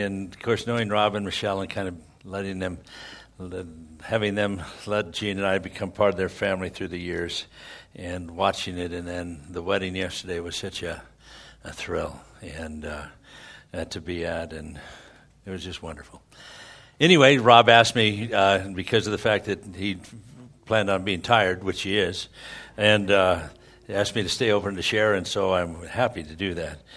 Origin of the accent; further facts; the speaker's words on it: Scotland, United Kingdom; I'm a Scotsman, and that's a good Scotsman.